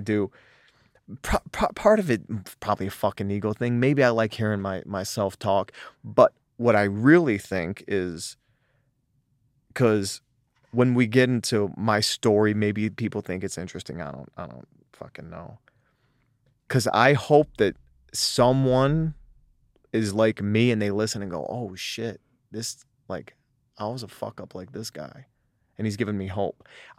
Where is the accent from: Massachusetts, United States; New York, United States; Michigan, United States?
Michigan, United States; Detroit; born there; because I was born in Southwest Detroit in the ghetto. My whole family is very ghetto.